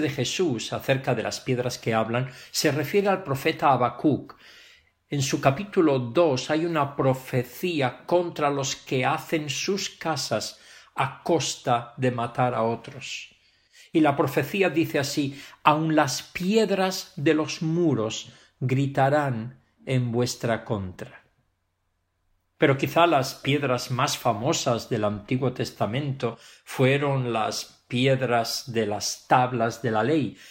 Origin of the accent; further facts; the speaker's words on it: Pravia, Asturias, Spain; now in Barcelona, Spain; En mi Asturias querida y concretamente en Pravia, en la villa donde yo nací